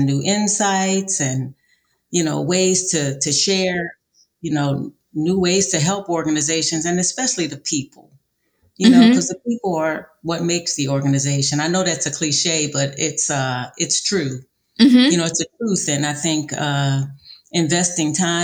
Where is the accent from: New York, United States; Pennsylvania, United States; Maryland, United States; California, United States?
Pennsylvania, United States; Philadelphia; now in San Antonio, United States; I'm from Philadelphia, Pennsylvania originally